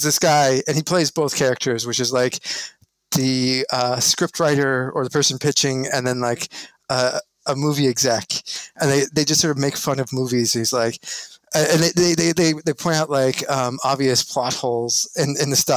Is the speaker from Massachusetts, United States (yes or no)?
no; Albuquerque, New Mexico, United States; born or raised there; moved away as an adult